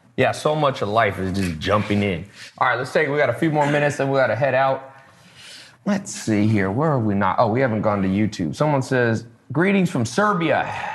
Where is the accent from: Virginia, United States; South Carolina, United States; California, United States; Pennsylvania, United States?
California, United States; Long Beach; I was born in Long Beach